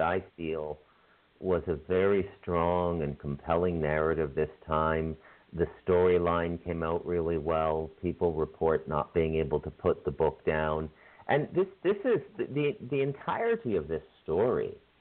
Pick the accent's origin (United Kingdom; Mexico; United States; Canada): Canada; I have a little native blood being Canadian, and then I'm pretty much ethnically Scottish